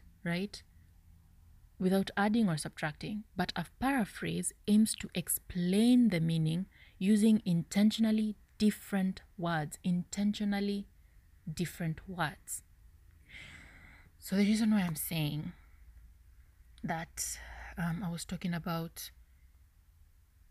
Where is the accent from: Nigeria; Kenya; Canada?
Kenya; English is a second language; I'm a Kenyan lady